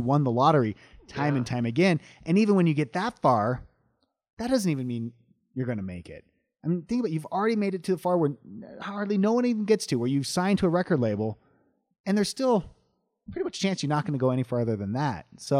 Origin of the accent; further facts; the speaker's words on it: Long Beach, California, United States; moved away; Yeah, I grew up in Long Beach, California.